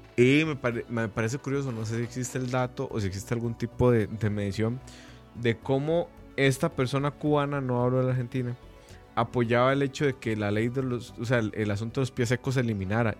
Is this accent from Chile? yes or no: no; Costa Rica; solo porque éramos ticos